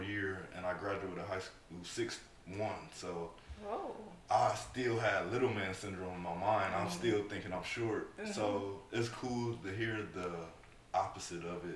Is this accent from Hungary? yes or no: no; Toledo, Ohio, United States; I'm from Toledo, Ohio